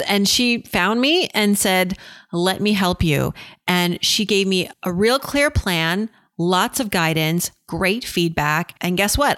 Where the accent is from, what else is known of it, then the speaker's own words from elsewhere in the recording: Worcester, Massachusetts, United States; growing up in Worcester to immigrant parents